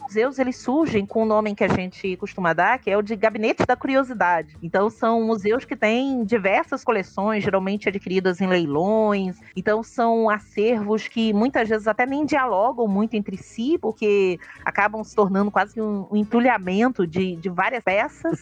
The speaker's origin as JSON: {"language": "Portuguese", "region": "Rio de Janeiro", "country": "Brazil", "also_born_or_lived": "Alagoas", "moved": "as an adult", "lives_now": "Sergipe, Brazil", "said": "eu sou uma carioca"}